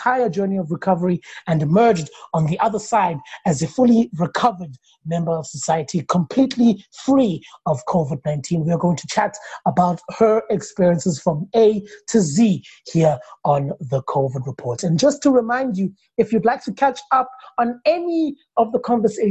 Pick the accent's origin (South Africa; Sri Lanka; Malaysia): South Africa; the South African that I am